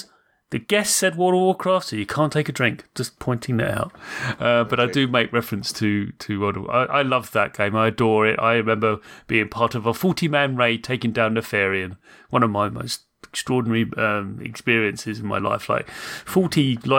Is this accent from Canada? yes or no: no; United Kingdom; I'm British